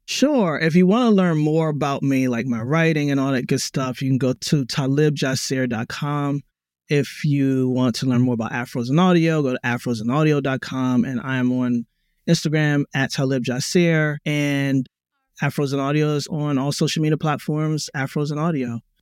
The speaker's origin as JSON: {"language": "English", "town": "Baltimore", "region": "Maryland", "country": "United States", "tie": "born or raised there", "said": "Black American, I was born in Baltimore"}